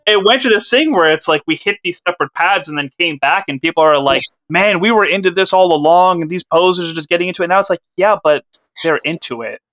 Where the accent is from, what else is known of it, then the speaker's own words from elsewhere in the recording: Pakistan; as a Pakistani